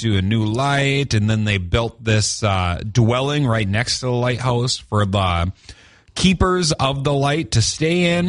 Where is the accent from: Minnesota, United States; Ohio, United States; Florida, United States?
Minnesota, United States; Duluth; I grew up in Park Point